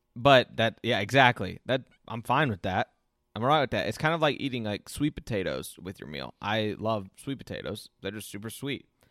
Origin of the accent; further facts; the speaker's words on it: Ocala, Florida, United States; my hometown of Ocala, Florida